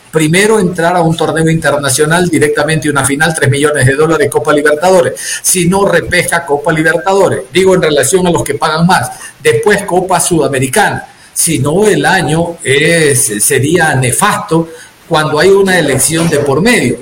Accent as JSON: {"language": "Spanish", "town": "Guayaquil", "region": "Guayas", "country": "Ecuador", "said": "hablamos como periodistas guayacos, guayaquileños"}